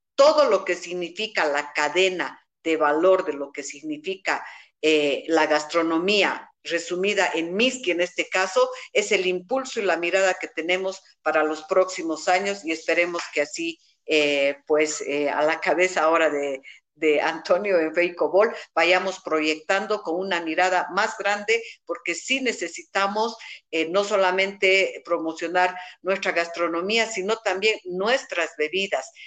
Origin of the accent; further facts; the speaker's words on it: Cochabamba, Bolivia; Como buenos cochabambinos